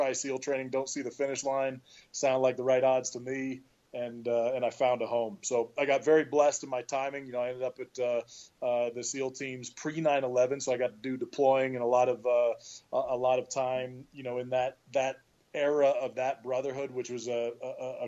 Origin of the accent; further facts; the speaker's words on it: Bay Area, California, United States; moved away as an adult; also born or lived in Syracuse, New York; I grew up in the Bay Area, California